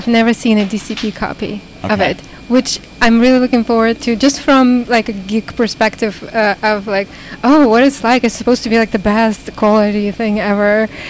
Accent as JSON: {"language": "English", "country": "Uzbekistan", "tie": "born there", "also_born_or_lived": "Russia / United States", "said": "because I was born in Uzbekistan, but I lived for quite a long time in Russia, and my parents are Russian. And then I lived for a long time in America."}